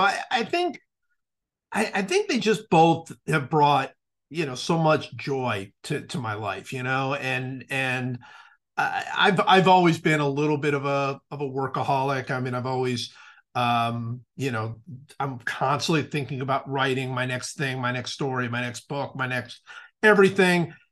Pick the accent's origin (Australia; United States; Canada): United States; Cleveland, Ohio; I certainly followed football a lot growing up in Cleveland.